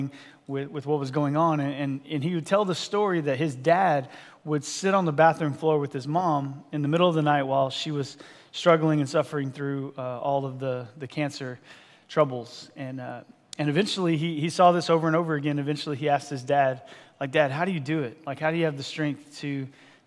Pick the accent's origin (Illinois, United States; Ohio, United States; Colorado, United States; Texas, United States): Texas, United States; moved away as an adult; now in San Diego, United States; I actually grew up in a small state called Texas.